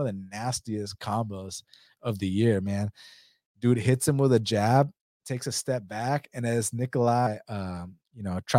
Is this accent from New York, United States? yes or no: no; Georgia, United States; where I'm from Georgia